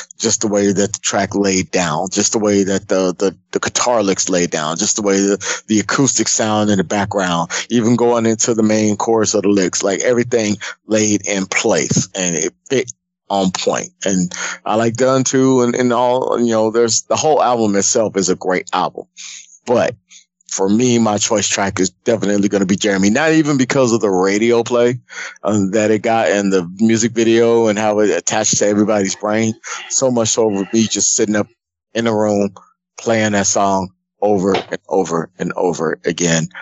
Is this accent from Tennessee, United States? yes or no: no; Dallas, Texas, United States; I'm from Dallas. You know, I know the Richardson area